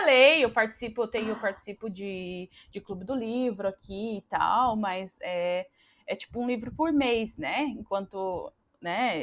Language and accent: Portuguese; Brazil; accent: caipira; moved away as an adult; now in Australia; meu, meu sotaque ainda tá um pouco caipira